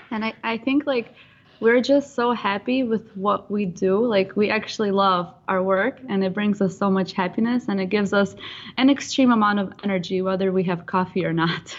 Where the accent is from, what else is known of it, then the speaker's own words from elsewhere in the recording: Ukraine; now in San Diego, United States; I am originally from Ukraine